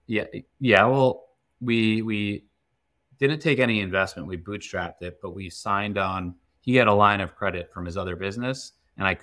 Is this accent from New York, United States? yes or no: yes; Long Island, New York, United States; now in Westchester, United States; I grew up on Long Island